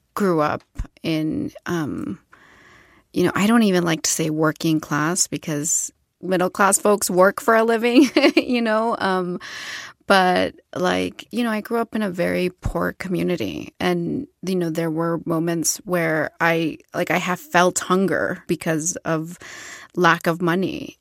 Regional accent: Ciudad Juárez, Chihuahua, Mexico; moved away; I was born in Ciudad Juárez, Chihuahua del Norte

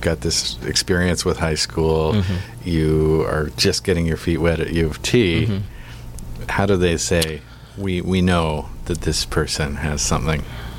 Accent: Victoria, British Columbia, Canada; now in Toronto, Canada; I grew up in Victoria.

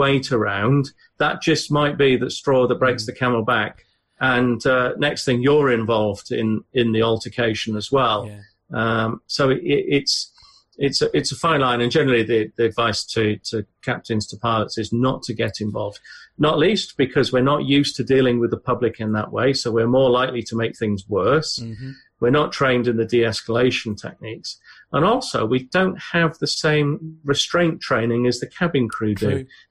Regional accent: United Kingdom; but as a British person, you're watching these two people have this discussion, and you think, if this was in the UK

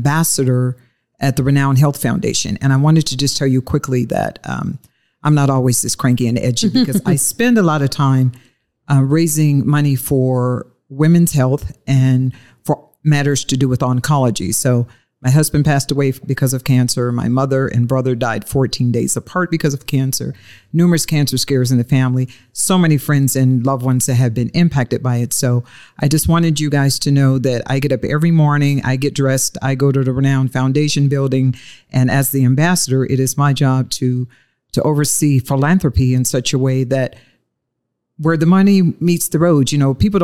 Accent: Detroit, Michigan, United States; moved away; I was born and raised in Motown

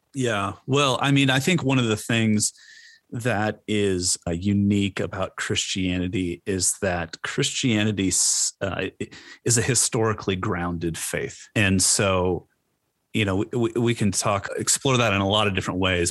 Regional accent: Orange County, California, United States; moved away; also born or lived in Edinburgh, Scotland; I born and raised in Orange County

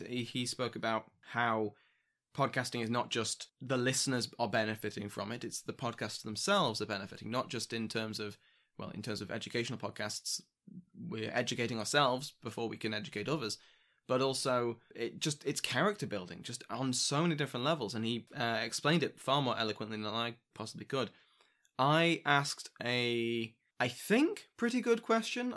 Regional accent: United Kingdom; I'm British

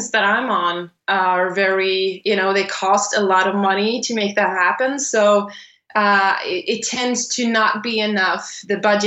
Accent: Sweden; I was born and raised in Sweden. I'm Swedish. I was born and raised quite close to the border to Norway, about a few hours from there

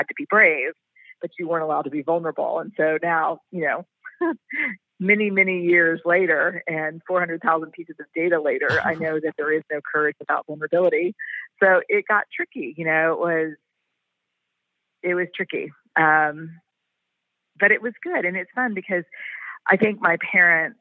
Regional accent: Houston, Texas, United States; also born or lived in San Antonio, Texas / New Orleans, Louisiana / Washington, D.C.; Houston kind of made home in Texas, where again I'm from.

